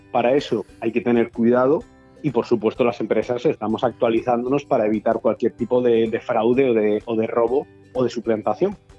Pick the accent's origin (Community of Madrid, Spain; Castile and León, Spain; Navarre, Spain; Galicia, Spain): Galicia, Spain; now in Benidorm, Spain; yo como buen gallego